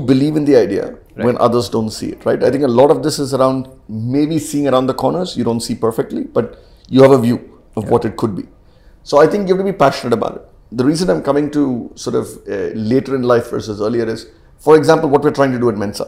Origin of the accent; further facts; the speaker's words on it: Chennai, Tamil Nadu, India; I grew up in Chennai